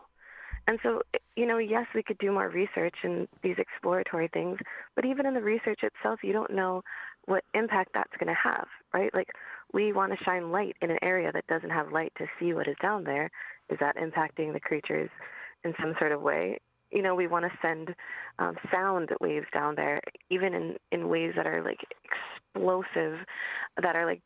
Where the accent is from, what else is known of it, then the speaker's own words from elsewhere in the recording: Hawaii, United States; I'm from Hawaii